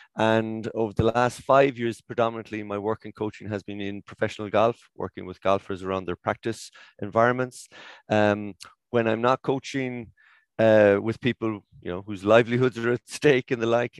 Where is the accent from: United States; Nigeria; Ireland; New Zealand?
Ireland; Cork, Munster; I'm from Cork